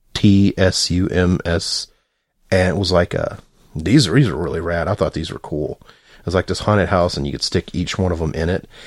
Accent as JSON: {"language": "English", "region": "the South", "country": "United States", "said": "I'm from the South"}